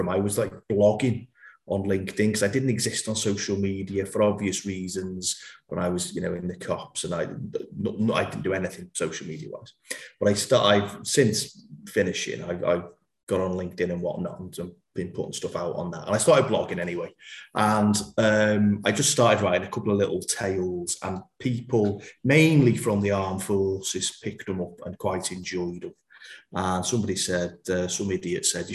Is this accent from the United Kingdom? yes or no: yes; Merseyside, North West England, United Kingdom; accent: guttural accent; I'm from the Merseyside area